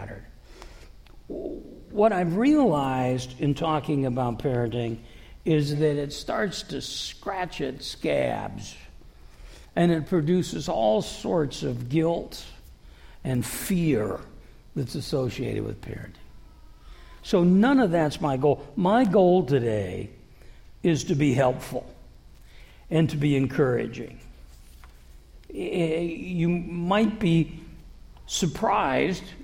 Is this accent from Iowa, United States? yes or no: yes; Davenport, Iowa, United States; moved away